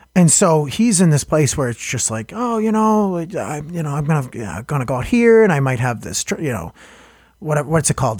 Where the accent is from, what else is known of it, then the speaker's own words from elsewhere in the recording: Boston, Massachusetts, United States; I'm from Hyde Park